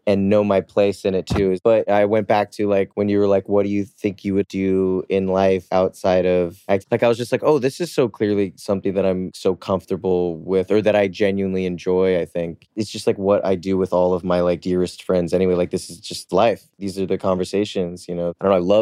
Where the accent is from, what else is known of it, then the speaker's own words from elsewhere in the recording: New Jersey, United States; also born or lived in New York City; I grew up in New Jersey